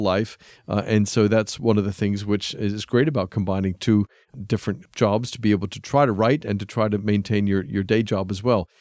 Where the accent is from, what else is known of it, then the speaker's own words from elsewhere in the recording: United States; moved away as an adult; also born or lived in England; I come back to my home country of America. I left when I was about twenty-five